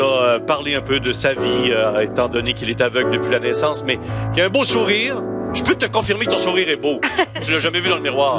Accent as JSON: {"language": "French", "town": "Sainte-Catherine-de-la-Jacques-Cartier", "region": "Quebec", "country": "Canada", "tie": "born or raised there", "said": "je viens d'un village, Sainte-Catherine de la Jacques-Cartier"}